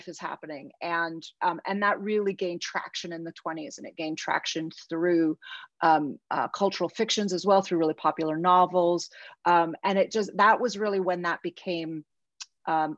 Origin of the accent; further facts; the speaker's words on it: United States; as an American